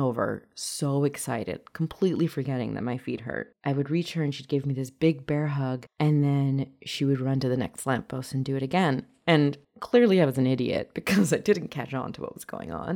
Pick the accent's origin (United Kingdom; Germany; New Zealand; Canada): Canada; North Vancouver, British Columbia; English is a second language; in 1996, when I was 4 years old, she and I came to Canada together and we settled in North Vancouver. And I have only the best memories of growing up in North Vancouver with my mom